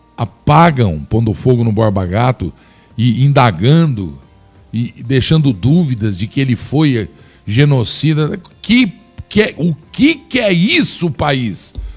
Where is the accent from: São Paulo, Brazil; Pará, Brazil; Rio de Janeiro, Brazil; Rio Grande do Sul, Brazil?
São Paulo, Brazil; Flórida Paulista; also born or lived in Piracicaba, São Paulo; Na cidade onde me criei, fui forjado. Não existe preconceito, somos todos. Lá é uma grande família, uma cidade pequena. O nome dela, Flórida Paulista. Sem falar que sou piracicabano de nascimento